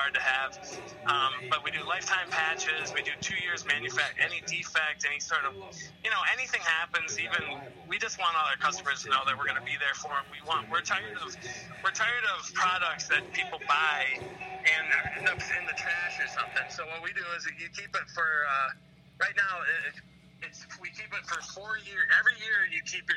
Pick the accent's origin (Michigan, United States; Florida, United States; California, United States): Michigan, United States; Detroit; I was born in Detroit back in 87